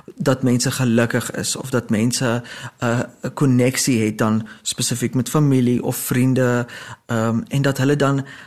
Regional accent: South Africa

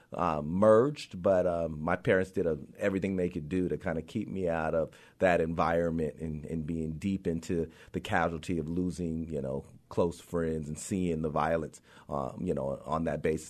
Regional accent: Compton, California, United States; I grew up in Compton because of the fact that I was there all the time

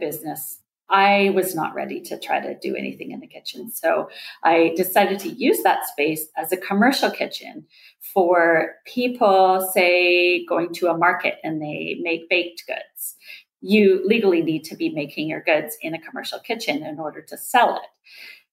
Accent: Nelson, British Columbia, Canada; moved away as an adult; also born or lived in Vancouver; my hometown. My hometown is 11,000 people. It's Nelson, BC in Canada

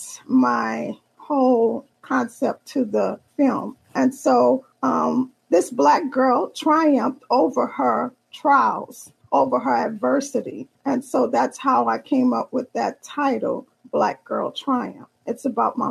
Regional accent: New Orleans, Louisiana, United States; I am from the Big Easy, which is New Orleans, Louisiana.

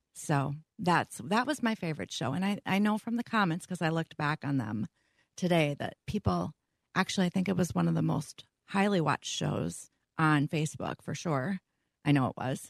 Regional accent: Minnetonka, Minnesota, United States; I grew up in Minnetonka

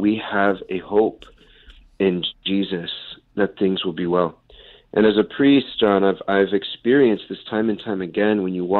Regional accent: South Texas, United States; now in New York City, United States; I'm originally from South Texas.

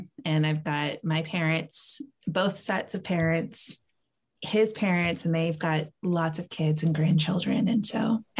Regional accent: Tampa, Florida, United States; also born or lived in military moves; So I'm from Tampa, Florida, raised there. I was a military brat. So we moved to a lot of places.

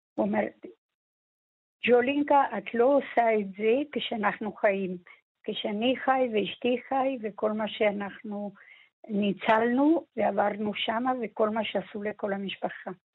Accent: Buenos Aires, Argentina; now in Israel; שנינו נולדנו בארגנטינה ושנינו מבואנוס איירס.

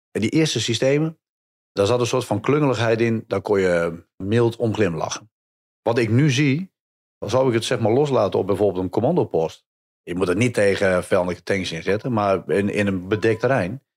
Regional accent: Hattem, Gelderland, Netherlands; Ik kom zelf uit Hattem, vlakbij eh, bij Zwolle.

